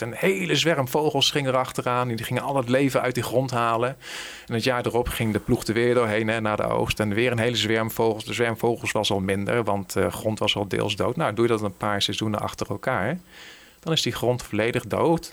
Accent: Veluwezoom, Gelderland, Netherlands; waar ik ben opgegroeid, ergens in de Veluwezomer

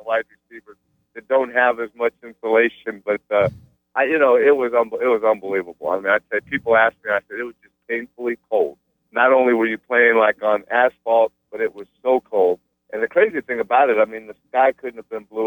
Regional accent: United States; I'm an American. I was born in the United States

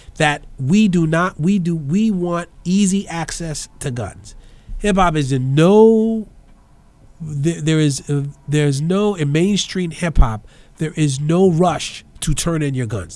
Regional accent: New York City, New York, United States; now in Brooklyn, United States; in the Bronx where I grew up

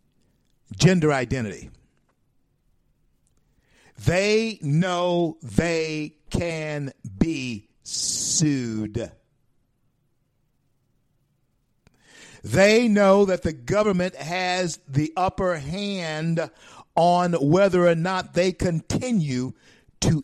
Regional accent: Shreveport, Louisiana, United States; in my hometown of Shreveport, Louisiana

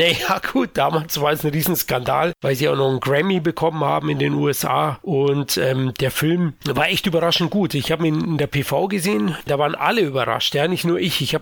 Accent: Munich, Bavaria, Germany; für mich als Münchner schmeichelt zudem das anfängliche 80 Jahre Lokalkolorit von München noch.

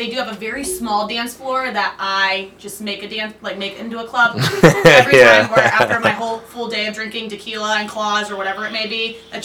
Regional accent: Green, Ohio, United States; I am from Green.

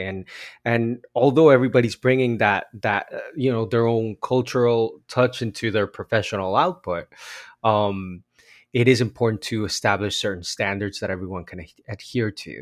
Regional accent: Bogotá, Colombia; now in Los Angeles, United States; I grew up in Bogota, Colombia.

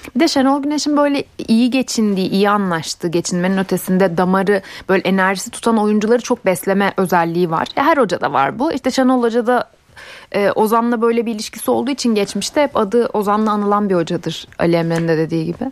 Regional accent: Ankara, Turkey; Ankara'da bu arada Ankaralıyım ben

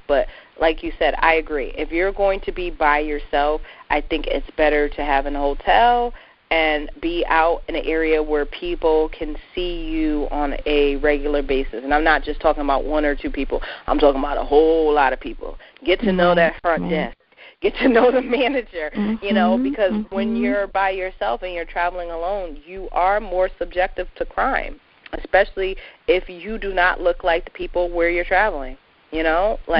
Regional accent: New England, United States; I have lived in New England all of my 32 years

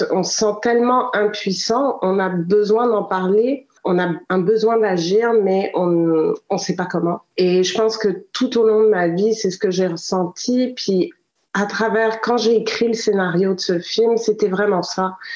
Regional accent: Quebec, Canada; also born or lived in Africa; en tant que Québécoise, j'ai vraiment eu ce feeling que j'ai pas eu une vie conventionnelle. J'ai eu une vie où j'ai euh, j'ai beaucoup voyagé, je suis née, j'ai grandi en Afrique

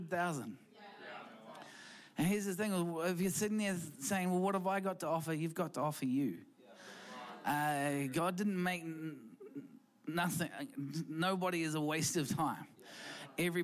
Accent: New Zealand; also born or lived in London; we came from Equippers Church in London. And we came back to New Zealand

